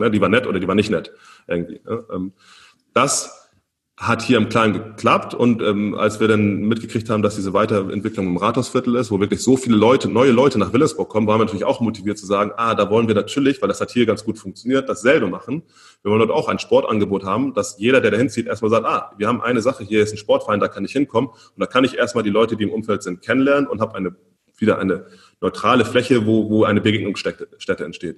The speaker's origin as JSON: {"language": "German", "country": "Germany", "said": "wir als Deutsche"}